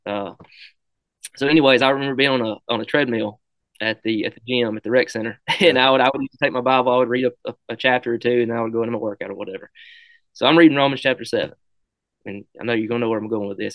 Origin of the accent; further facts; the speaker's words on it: Brilliant, Alabama, United States; over to Brilliant where my hometown was where I went to school at.